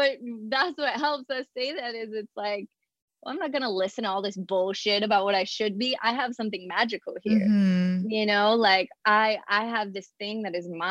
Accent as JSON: {"language": "English", "region": "Colorado", "country": "United States", "moved": "as an adult", "said": "I was fresh from Colorado"}